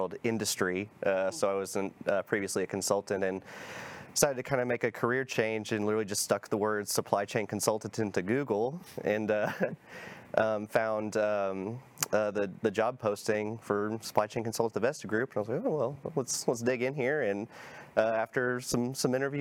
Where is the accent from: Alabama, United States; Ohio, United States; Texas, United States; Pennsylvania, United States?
Texas, United States; Plano; also born or lived in Prosper, Texas; I lived at 15th Street in Alma in Plano.